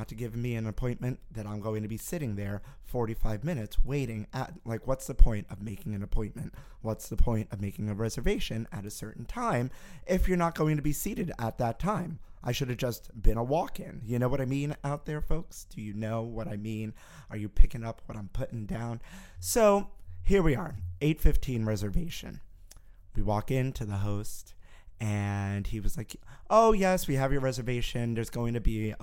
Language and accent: English; New York City, New York, United States; growing up in Brooklyn where I did, there was an Entenmann's bakery around the block